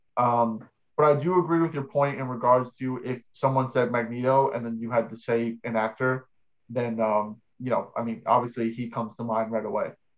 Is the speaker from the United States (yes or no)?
yes; New York, United States; we're both from New York